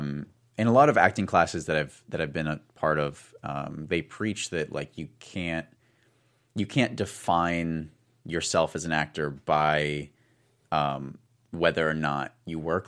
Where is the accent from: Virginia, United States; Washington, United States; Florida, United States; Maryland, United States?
Washington, United States; Tumwater; moved away; I'm from, uh, I'm from Tumwater